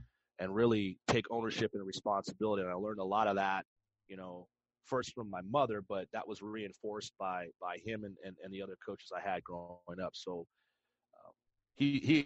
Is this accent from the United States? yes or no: yes; La Puente, California, United States; I was born and raised in La Puente, California